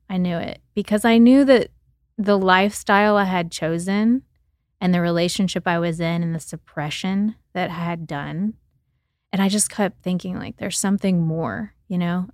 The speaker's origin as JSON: {"language": "English", "region": "Oklahoma", "country": "United States", "tie": "born or raised there", "said": "I grew up in Oklahoma, and I grew up in the city and on the farm with my grandparents"}